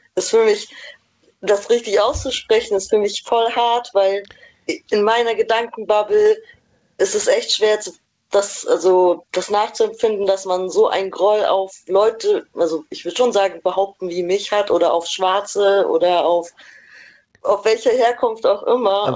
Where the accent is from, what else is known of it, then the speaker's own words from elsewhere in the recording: East Germany, Germany; moved away; ich komme auch ursprünglich aus dem Osten